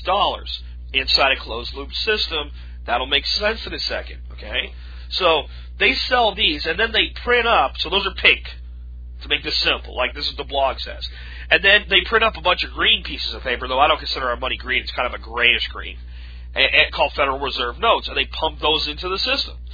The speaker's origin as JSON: {"language": "English", "country": "United States", "said": "I'm an American, damn it, and this is my home"}